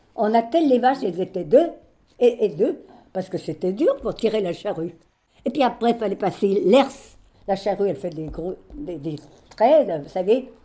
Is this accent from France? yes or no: yes; Champagnat, Ain, Auvergne-Rhône-Alpes, France; moved away as an adult; now in Lyon, France; je suis née à Champagnat-Belromay, dans l'Ain